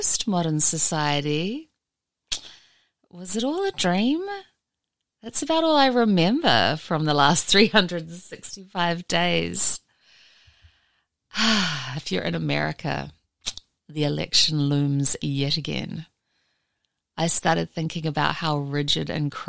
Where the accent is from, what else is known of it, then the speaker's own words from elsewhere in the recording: New Zealand; now in Mojave Desert, United States; I'm a New Zealander